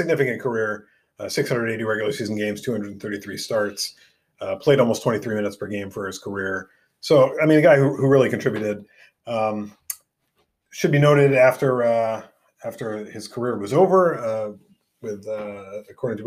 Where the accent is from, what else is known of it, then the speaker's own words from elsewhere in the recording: New York City, New York, United States; Forest Hills High School in my hometown of Forest Hills, New York